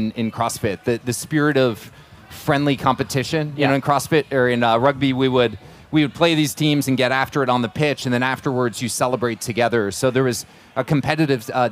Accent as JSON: {"language": "English", "region": "New Jersey", "country": "United States", "tie": "born or raised there", "moved": "yes", "said": "when I was a young kid, I grew up in New Jersey"}